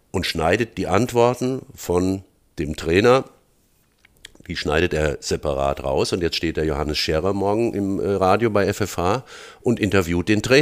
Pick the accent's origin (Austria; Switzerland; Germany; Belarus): Germany; Frankfurt, Hesse; born there; accent: Hessian; weil das bin ich und ich rede auch hessisch, bin in Frankfurt geboren und so weiter.